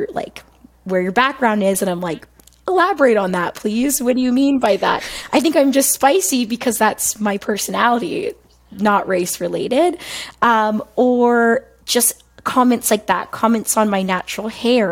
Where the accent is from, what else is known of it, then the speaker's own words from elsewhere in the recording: a city outside of Toronto, Ontario, Canada; accent: African Canadian vernacular; I'm born and raised in a city outside of Toronto